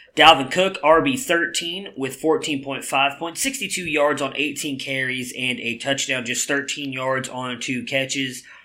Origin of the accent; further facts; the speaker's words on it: Cleveland, Ohio, United States; my hometown Cleveland Browns